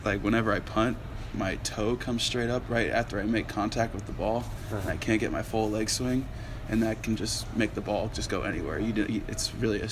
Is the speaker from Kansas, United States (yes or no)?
yes; Olathe, Kansas, United States; he went to Olathe North and he's from my hometown